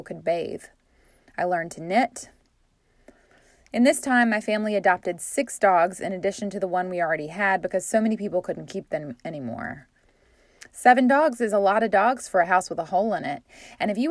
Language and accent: English; Tarboro, North Carolina, United States; my hometown, Tarboro, North Carolina